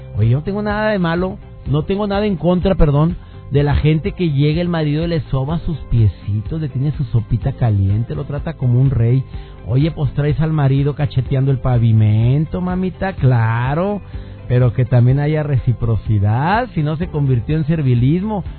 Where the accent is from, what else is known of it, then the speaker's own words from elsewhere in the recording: Mexico; durante mucho tiempo vivió con la terrible inseguridad en mi amado México